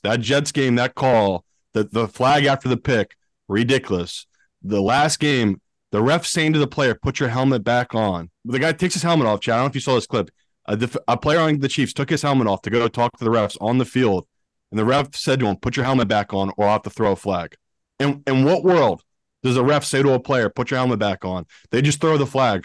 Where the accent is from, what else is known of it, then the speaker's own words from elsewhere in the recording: United Kingdom; I am British, but not the rich British